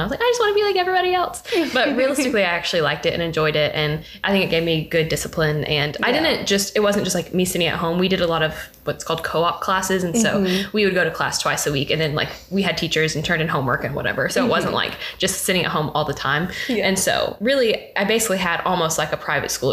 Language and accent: English; Memphis, Tennessee, United States; I grew up in Memphis, or a suburb of Memphis. People like to roast me for saying I'm from Memphis when I'm actually from Cordova